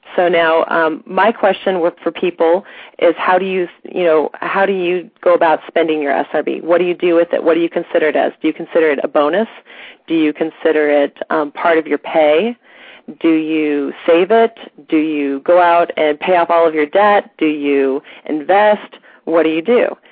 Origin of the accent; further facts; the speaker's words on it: St. Louis, Missouri, United States; moved away as an adult; now in East Coast, United States; we're originally from St. Louis, Missouri